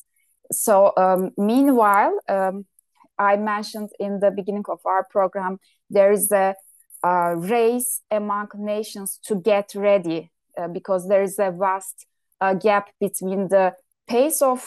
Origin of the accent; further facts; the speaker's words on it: Turkey; my home country, Turkey